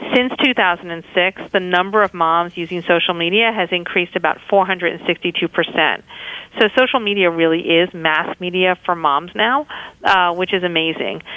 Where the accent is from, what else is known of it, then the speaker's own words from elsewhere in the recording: New York, United States; moved away as an adult; now in San Francisco, United States; I was born and raised in New York